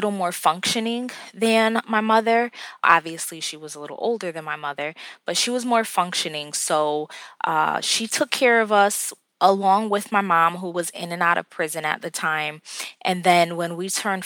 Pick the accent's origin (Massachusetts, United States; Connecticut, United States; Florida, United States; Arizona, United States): Connecticut, United States; Bridgeport; I am actually from Bridgeport, Connecticut